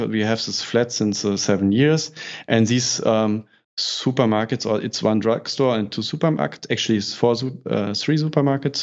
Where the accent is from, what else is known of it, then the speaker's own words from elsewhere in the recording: Berlin, Germany; in north of Germany, I'm coming from Berlin